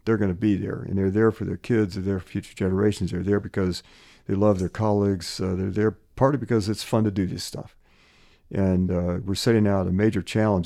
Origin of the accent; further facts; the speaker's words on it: New Wilmington, Pennsylvania, United States; also born or lived in Des Moines, Iowa; growing up in, in Western Pennsylvania, my dad was president of a college in a town called New Wilmington, Pennsylvania